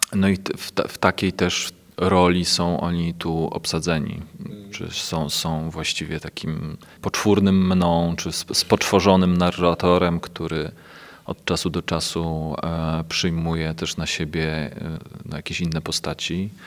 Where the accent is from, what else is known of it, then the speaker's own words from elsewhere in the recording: Kielce, Świętokrzyskie Voivodeship, Poland; Ja pochodzę z Kielc, moja rodzina mieszka w Kielcach.